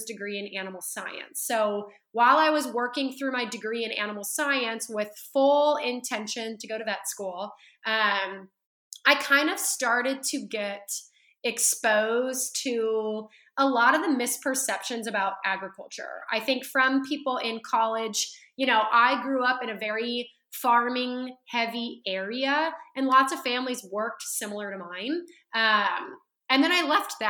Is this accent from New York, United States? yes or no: no; Central California, United States; now in Dallas, United States; I was born and raised in Central California